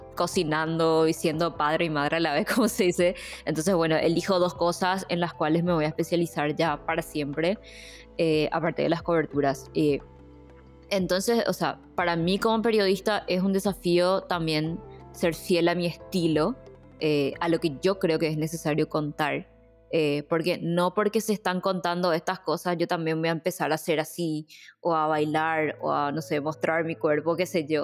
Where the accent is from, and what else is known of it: Paraguay